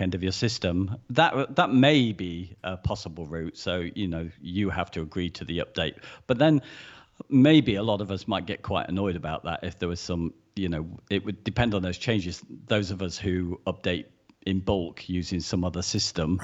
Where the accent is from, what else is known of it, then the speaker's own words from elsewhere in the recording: United Kingdom; we're British